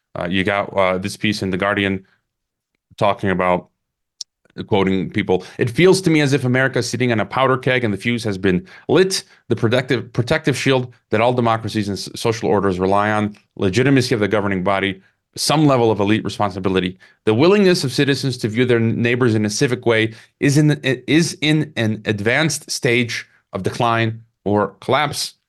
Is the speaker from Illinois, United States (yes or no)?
yes; Illinois, United States; my home state, Illinois